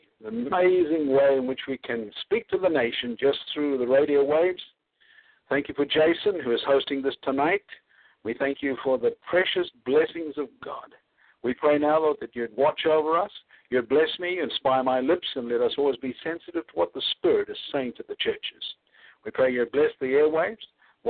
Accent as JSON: {"language": "English", "country": "New Zealand", "said": "I'm speaking from Houston, Texas, and all the way from New Zealand, and I'm glad to be in your country"}